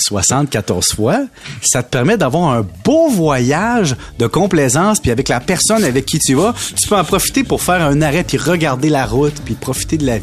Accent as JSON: {"language": "French", "town": "Salaberry-de-Valleyfield", "region": "Quebec", "country": "Canada", "said": "je viens de Valleyfield"}